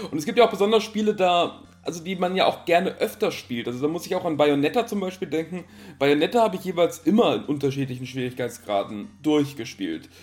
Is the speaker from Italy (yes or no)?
yes; Italy; moved away; Ich bin halt in Italien aufgewachsen